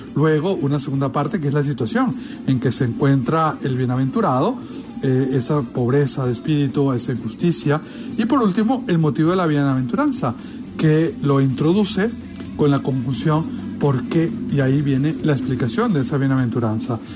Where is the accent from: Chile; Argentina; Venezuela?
Venezuela; Desde mi querida Venezuela, mi tierra natal